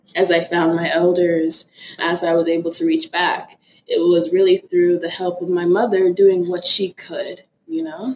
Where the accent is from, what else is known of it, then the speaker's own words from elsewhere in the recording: Florida, United States; also born or lived in Ibadan, Nigeria; I am Nigerian. I was born in Nigeria in Ibadan City. I immigrated to a small little town in Florida when I was around four years old